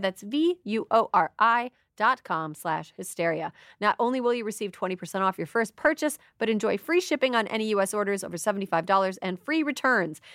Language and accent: English; Minnesota–Wisconsin border region, United States; I'm from the Minnesconsin region, right between, uh, Minnesota and Wisconsin